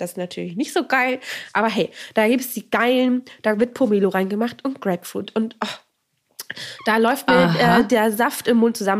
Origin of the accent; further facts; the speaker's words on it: Northern Germany, Germany; Wir kommen beide aus dem Norden